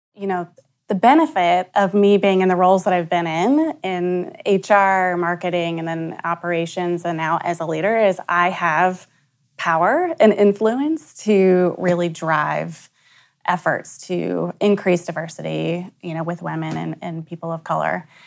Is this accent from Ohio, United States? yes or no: yes; Bellefontaine, Ohio, United States; also born or lived in Columbus, Ohio; We're from Belle Fountain, which is about an hour northwest of here